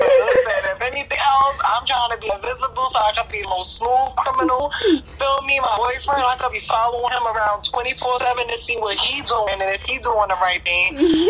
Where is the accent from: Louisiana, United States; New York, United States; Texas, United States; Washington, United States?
New York, United States; now in Jersey City, United States; I'm 25. Mm-hmm. Born and raised in New York, but I live in Jersey City now.